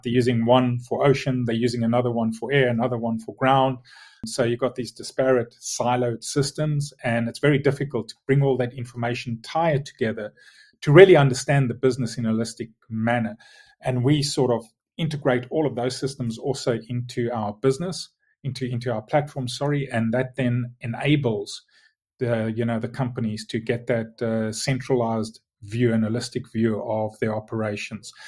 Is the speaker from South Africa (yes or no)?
yes; South Africa; moved away as an adult; now in Tunbridge Wells, United Kingdom; born and, and lived and grew up in South Africa, hence, hence the strange accent